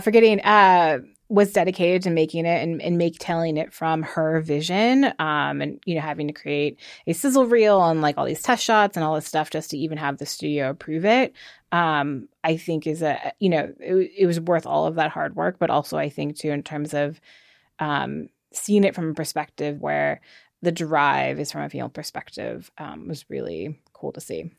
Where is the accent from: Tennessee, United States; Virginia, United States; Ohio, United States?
Virginia, United States; moved away as an adult; also born or lived in New York; now in Los Angeles, United States; I grew up in Virginia, just out, outside of Washington, D C